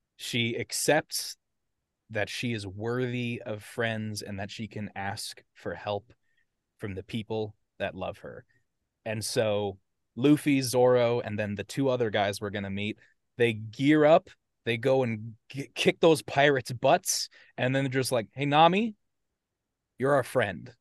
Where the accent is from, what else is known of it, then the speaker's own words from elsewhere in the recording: United States; accent: American; my American accent